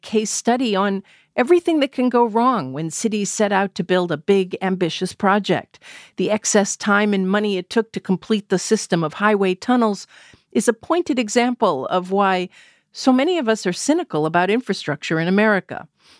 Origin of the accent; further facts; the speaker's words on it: Lowell, Massachusetts, United States; also born or lived in Newton, Massachusetts; I grew up in Lowell and Newton.